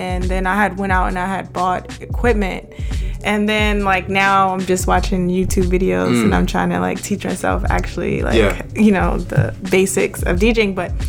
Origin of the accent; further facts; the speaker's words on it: New York City, New York, United States; I'm from Queens, New York, born and raised.